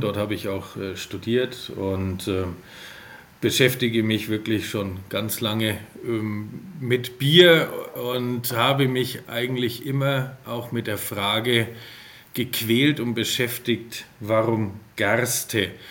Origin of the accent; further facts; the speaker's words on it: Franconia, Bavaria, Germany; ich bin äh, aus Franken.